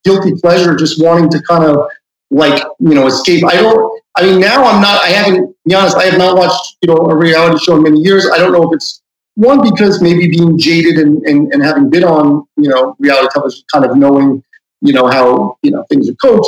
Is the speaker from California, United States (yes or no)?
no; New York City, New York, United States; also born or lived in Manhattan; I live in Manhattan now, but I grew up in Queens